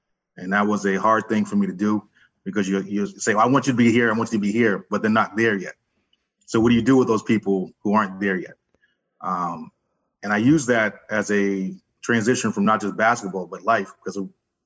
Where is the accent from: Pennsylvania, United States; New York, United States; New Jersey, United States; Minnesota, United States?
Pennsylvania, United States; West Chester; moved away; also born or lived in Philadelphia; I'm from Philadelphia, originally Westchester, Pennsylvania. I came up here when I was younger